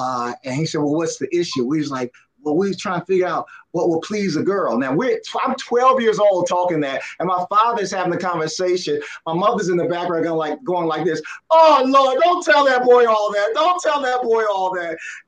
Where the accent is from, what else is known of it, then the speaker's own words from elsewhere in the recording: Philadelphia, Pennsylvania, United States; I grew up in Philly